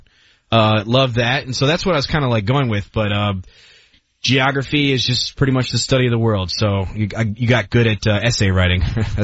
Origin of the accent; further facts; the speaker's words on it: Iowa City, Iowa, United States; I'm from Iowa City, Iowa.